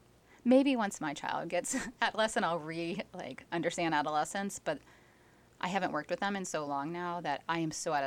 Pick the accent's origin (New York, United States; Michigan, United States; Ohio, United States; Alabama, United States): Ohio, United States; moved away; I'm originally from Ohio